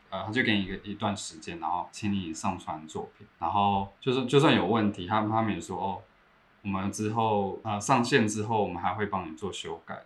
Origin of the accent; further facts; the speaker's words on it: Taiwan; moved away as an adult; now in United Kingdom; 所以其实第一个想法是很想要回台湾